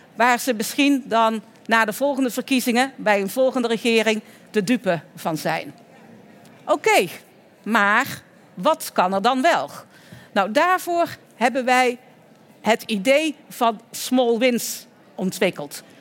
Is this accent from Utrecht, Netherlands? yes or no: no; Oirschot, North Brabant, Netherlands; In het Groene Woud, in de buurt van Oorschot, waar ik vandaan kom en waar dus ook een deel van de familie zit, eh, in Oorschot